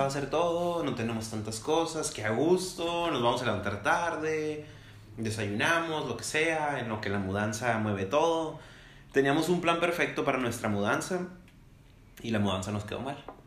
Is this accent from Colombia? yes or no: no; Mexico; como mexicanos, como latinos